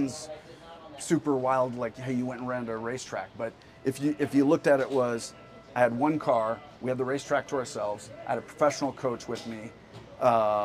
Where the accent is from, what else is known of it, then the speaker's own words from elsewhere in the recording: Freeport, Illinois, United States; moved away as an adult; also born or lived in Europe; now in Denver, United States; I grew up small town Illinois, a town called Freeport